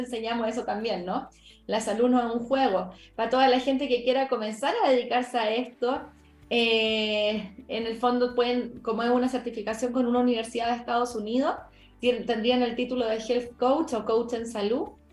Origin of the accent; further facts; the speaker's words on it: Chile; yo entré a la universidad a estudiar la licenciatura en nutrición en Chile, yo soy chilena